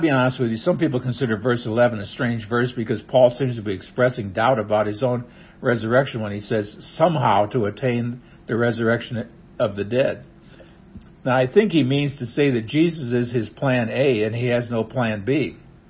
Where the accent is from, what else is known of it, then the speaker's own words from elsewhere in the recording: Nebraska, United States; now in Missouri, United States; I was born in Nebraska, and I'm proud to be a Husker.